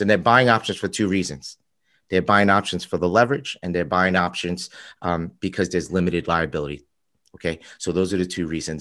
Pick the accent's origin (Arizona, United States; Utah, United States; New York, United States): New York, United States; also born or lived in Chicago; I'm from New York